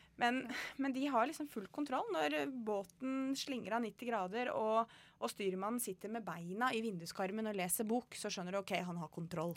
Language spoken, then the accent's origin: Norwegian; Kongsberg, Buskerud, Norway; moved away as an adult; now in Northern Norway; jeg er fra Kongsberg. Ja. Eh, Flytta nordover for eh, tolv og et halvt år siden.